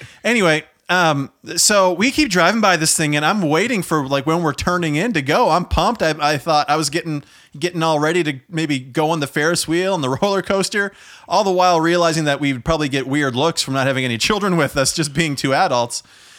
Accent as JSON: {"language": "English", "region": "Prince Edward Island", "country": "Canada", "said": "I'm from Prince Edward Island."}